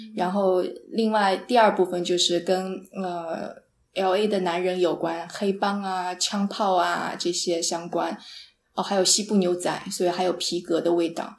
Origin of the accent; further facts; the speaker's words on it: Jiangsu, China; also born or lived in San Francisco, United States; now in Los Angeles, United States; 因为我是个江苏人，江苏是特别潮湿的地方